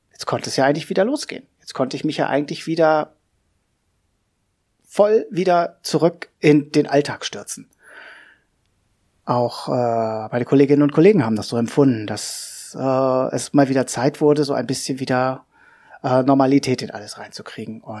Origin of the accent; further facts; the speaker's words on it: Hanover, Lower Saxony, Germany; Wer bin ich? Ja … ich bin 46 äh, Jahre alt, ich komme aus Hannover.